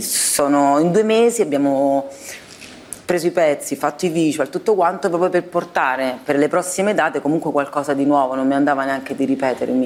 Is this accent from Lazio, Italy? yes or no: yes; Rome, Lazio, Italy; moved away as an adult; also born or lived in Apulia; la prima infanzia e adolescenza, quindi sicuramente dove sono cresciuta a Roma, poi sono andata via presto di casa, a 19 sono andata a vivere da sola a, eh, certo. in Puglia